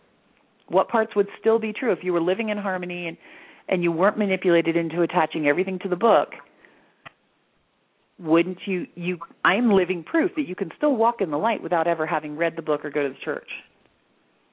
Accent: Florida, United States; also born or lived in Pennsylvania; now in Sedona, United States; I was born in Pennsylvania, which really, I mean, yes, it is a very Christian area, but it's not like the Bible Belt. And then when I was 5, we moved to Florida, back when Florida was old school Florida, so it was still hardcore Bible Belt

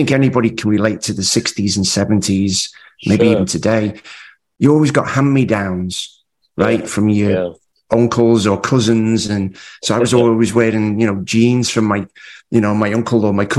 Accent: Liverpool, North West England, United Kingdom; moved away as an adult; now in United States; I was born in Liverpool, England. Have obviously a mum and dad and my sister Gillian. Very traditional upbringing

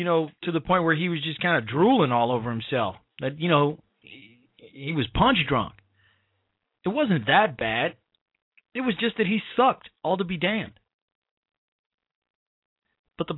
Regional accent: Chicago, Illinois, United States; my hometown of the great city of Chicago, state of Illinois

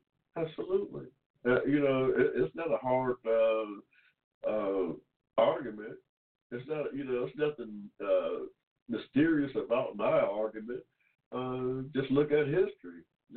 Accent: Georgia, United States; I was born here in Georgia in 1945 without 14th Amendment protections.

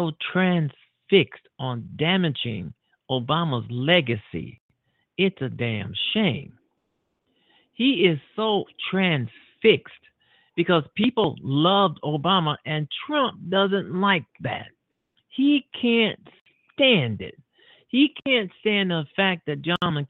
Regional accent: United States; being an American

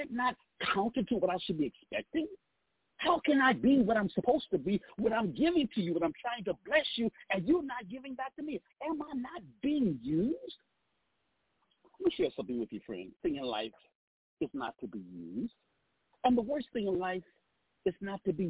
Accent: Southeast Texas, United States; moved away; I'm actually from Southeast Texas

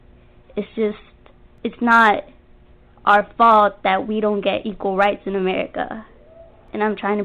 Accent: Florida, United States; I'm 14. I was born here in Florida, but my parents are both Mexican.

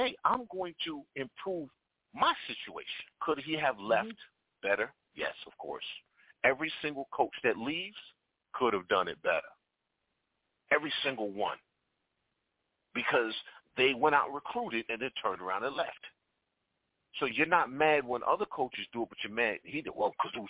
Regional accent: New York, United States; moved away as an adult; also born or lived in Tennessee; growing up in New York

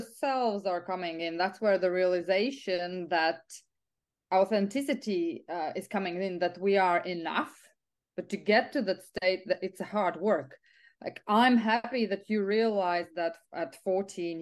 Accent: Riga, Latvia; also born or lived in England / Italy; now in Ireland; I'm originally from Latvia, from Riga, Europe. But I'm quite of an expat, so I lived in England, I lived in Italy, I lived in Ireland.

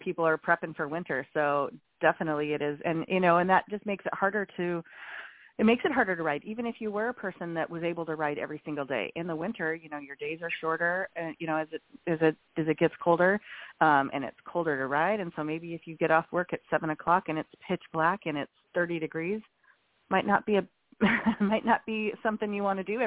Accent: Montana, United States; when I was a kid in Montana

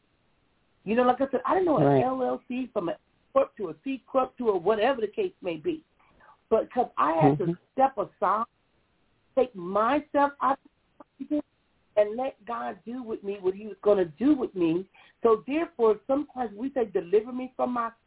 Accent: Compton, California, United States; a teenager growing up in Compton

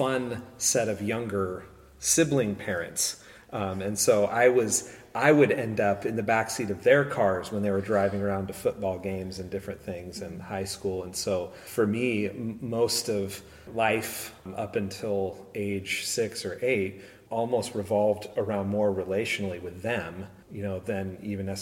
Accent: San Luis Obispo, California, United States; I grew up in San Luis Obispo

